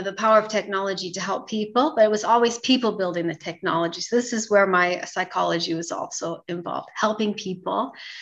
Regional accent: San Jose, California, United States; moved away as an adult; now in Turkey; I grew up in San Jose, California.

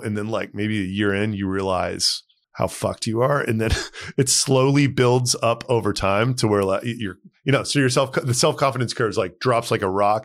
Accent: Texas, United States; moved away as an adult; also born or lived in New York; I grew up in Texas

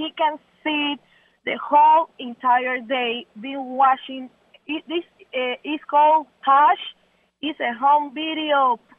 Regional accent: Panama; English is a second language; moved away as an adult; I'm from Panama. When I first met him, I didn't speak any English.

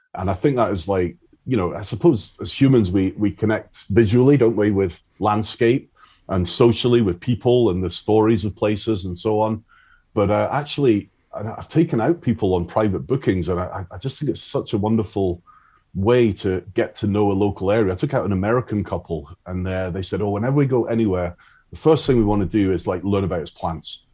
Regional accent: Isle of Arran, Scotland, United Kingdom; now in Galloway, United Kingdom; I grew up on the Isle of Arran, and uh, that's where I started

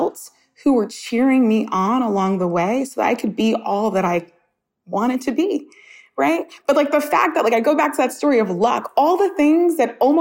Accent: New York City, New York, United States; I grew up in Coney Island, Brooklyn

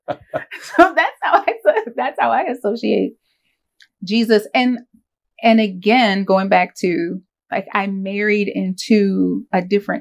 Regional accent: Winston-Salem, North Carolina, United States; now in Davidson, United States; I grew up in Winston-Salem

